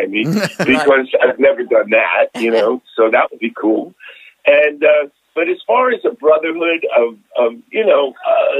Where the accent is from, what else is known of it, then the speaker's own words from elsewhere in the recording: Bayonne, New Jersey, United States; moved away; also born or lived in New York; I'm from Bayonne, New Jersey